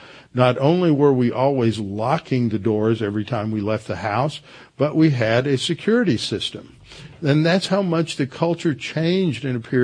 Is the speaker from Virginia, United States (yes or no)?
no; Houston, Texas, United States; also born or lived in Connecticut; when I was a kid growing up in Houston